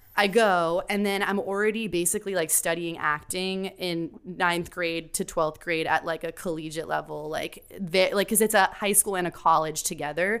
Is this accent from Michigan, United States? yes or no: no; Miami, Florida, United States; now in New York, United States; I'm from Miami, Florida.